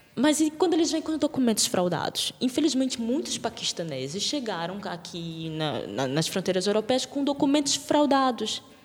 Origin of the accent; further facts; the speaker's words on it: Brazil; now in Portugal; eu sou brasileira